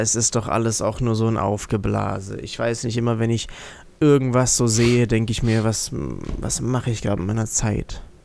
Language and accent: German; Germany